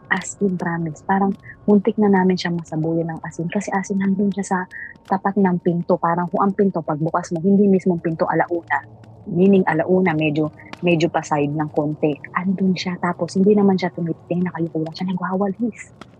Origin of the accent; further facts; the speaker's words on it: Mindoro, Mimaropa, Philippines; ako taga Mindoro